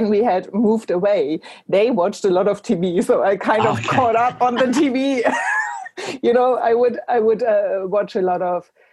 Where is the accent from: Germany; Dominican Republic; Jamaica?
Germany; moved away as an adult; also born or lived in England; now in Ireland; I'm from Germany originally, but I live in Ireland